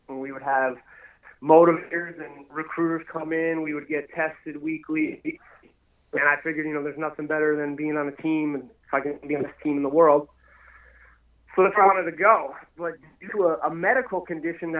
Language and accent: English; Pennsylvania, United States; moved away as an adult; also born or lived in Aberdeen, South Dakota; I'm from Pennsylvania originally